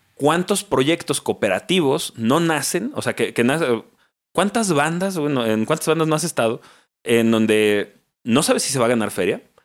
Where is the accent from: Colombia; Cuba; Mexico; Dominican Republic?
Mexico; como mexicanos